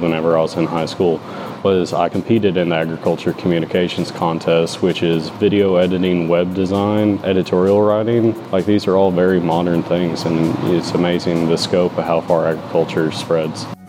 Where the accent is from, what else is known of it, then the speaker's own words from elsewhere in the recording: Batesville, Arkansas, United States; I'm from Batesville, Arkansas